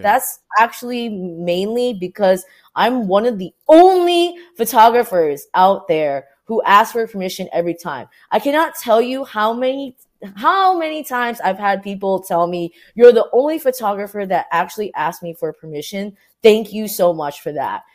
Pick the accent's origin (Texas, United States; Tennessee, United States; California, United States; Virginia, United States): California, United States; Orange County; now in New York, United States; I was born and raised in Orange County, my parents were Vietnamese refugees